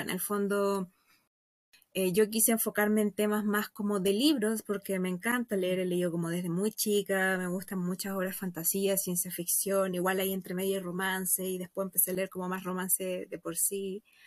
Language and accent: Spanish; Santiago, Santiago Metropolitan Region, Chile; Yo soy de Santiago, estoy aquí